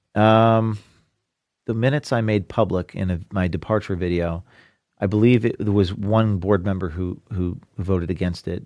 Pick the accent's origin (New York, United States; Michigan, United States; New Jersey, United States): New Jersey, United States; I'm from New Jersey